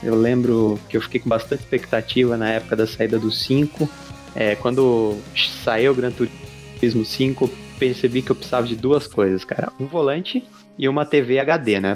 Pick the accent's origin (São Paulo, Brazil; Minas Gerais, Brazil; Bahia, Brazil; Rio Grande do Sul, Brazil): São Paulo, Brazil; now in Diadema, Brazil; Eu sou daqui do, da zona sul de São Paulo, mais precisamente região lá do Jardim Miriam